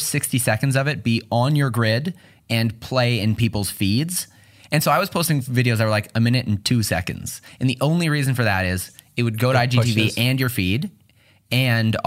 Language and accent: English; Newmarket, Ontario, Canada; I grew up in Newmarket